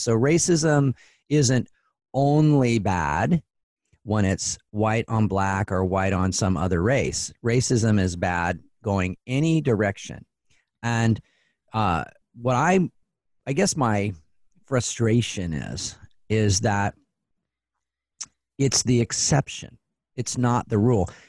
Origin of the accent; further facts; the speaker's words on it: Spokane, Washington, United States; also born or lived in Portland; now in Seattle, United States; I grew up in Spokane, and I've lived in Portland and in Seattle now.